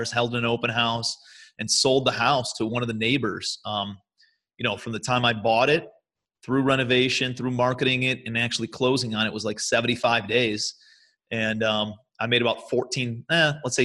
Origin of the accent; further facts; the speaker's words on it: Cleveland, Ohio, United States; moved away as an adult; also born or lived in New York City; I'm from Cleveland originally, but I moved out to New York City